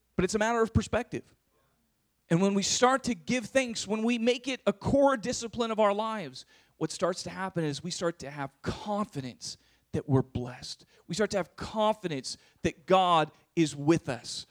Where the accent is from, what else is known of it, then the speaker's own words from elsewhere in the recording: San Diego, California, United States; moved away as an adult; also born or lived in Berkeley; I was from San Diego. I was used to my suburban life and having, you know, my own room and privacy